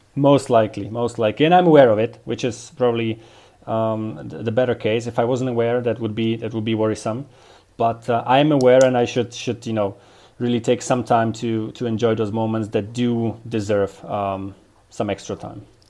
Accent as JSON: {"language": "English", "town": "Dubnica nad Váhom", "region": "Trenčín Region", "country": "Slovakia", "tie": "born or raised there"}